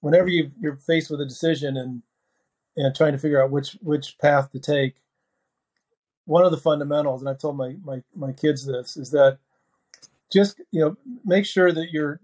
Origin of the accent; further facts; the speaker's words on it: Dayton, Ohio, United States; moved away as an adult; also born or lived in Silicon Valley, California; now in Cincinnati, United States; I grew up in Dayton